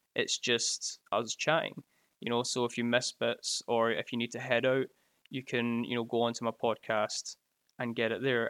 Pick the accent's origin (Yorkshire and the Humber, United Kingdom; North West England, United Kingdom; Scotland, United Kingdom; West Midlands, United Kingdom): Scotland, United Kingdom; I can cheers you from, uh, from Scotland here